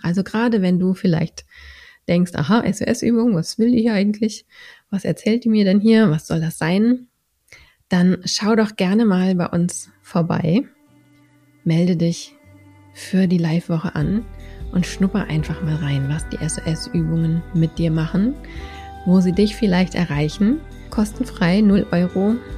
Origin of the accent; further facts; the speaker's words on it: Berlin, Germany; Ich komme aus Berlin.